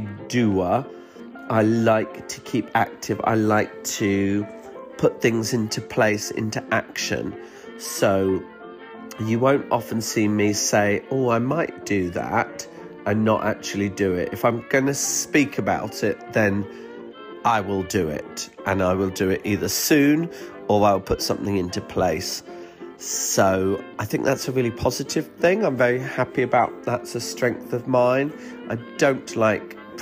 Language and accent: English; United Kingdom; I'm British